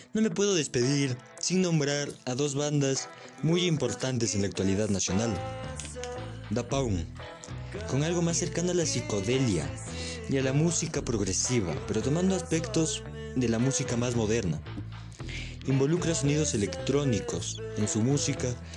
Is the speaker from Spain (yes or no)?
no; Ecuador; somos los propios ecuatorianos